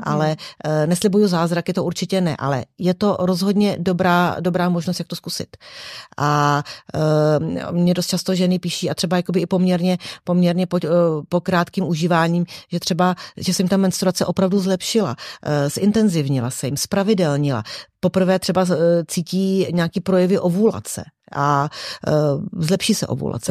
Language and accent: Czech; České Budějovice, South Bohemian Region, Czechia; also born or lived in Prague; sice pracuji v Praze, ale jsem z Českých Budějovic